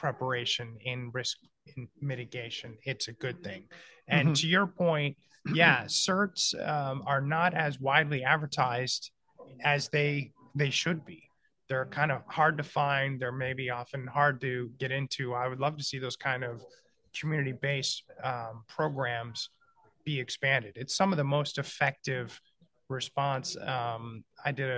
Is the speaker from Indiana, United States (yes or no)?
no; Michigan, United States; now in Florida, United States; I was born and raised in Michigan, but I've been a Florida boy for a very long time